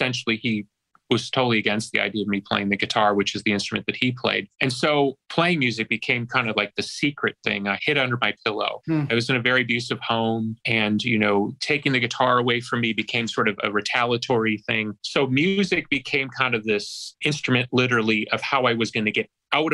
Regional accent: Chicago, Illinois, United States; growing up in Chicago

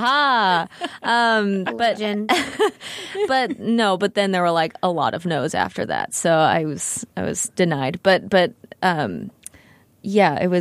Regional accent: Texas, United States; I grew up in Texas

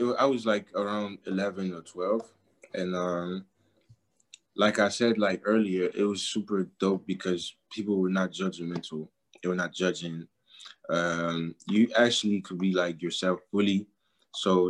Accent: Paris, Île-de-France, France; also born or lived in Douala, Cameroon; I lived in Douala, but I was born in Paris, and like I stayed 4 years

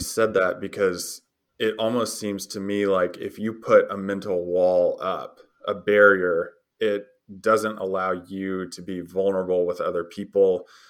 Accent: the South, United States; I'm from the South

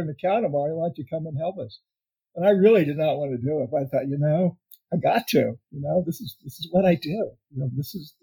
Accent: the South, United States; I was raised in the South and fried chicken was a staple

